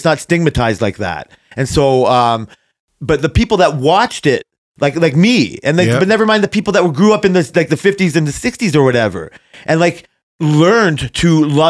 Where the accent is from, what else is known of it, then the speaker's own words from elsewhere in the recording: Canada; But just because I'm Canadian